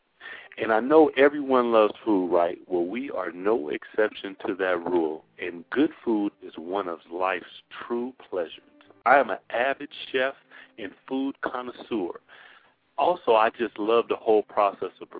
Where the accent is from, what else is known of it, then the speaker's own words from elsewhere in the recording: the Northwest, Pacific Northwest, United States; we're from the Northwest and salmon is big